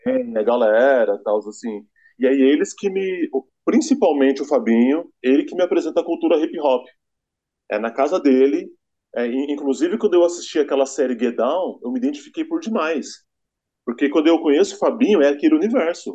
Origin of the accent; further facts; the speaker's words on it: São José dos Campos, São Paulo, Brazil; Eu sou nascido aqui em São José, eu sou josense